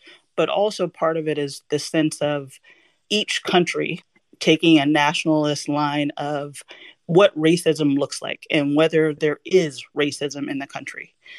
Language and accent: English; United States; as an American